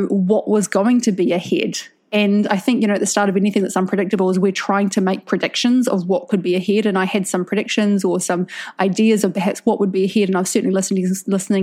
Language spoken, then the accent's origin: English; New Zealand; now in Indonesia; I'm a New Zealander